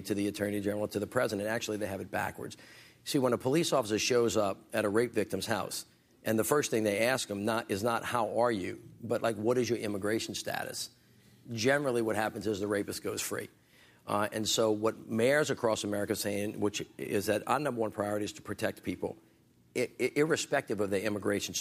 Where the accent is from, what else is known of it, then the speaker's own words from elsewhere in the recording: the South, United States; I'm from the South.